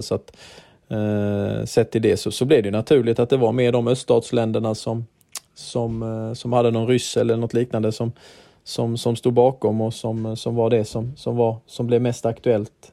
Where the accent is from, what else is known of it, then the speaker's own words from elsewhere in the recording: Herrestad, Sweden; moved away; Herrestad där, där, vi, där jag är uppvuxen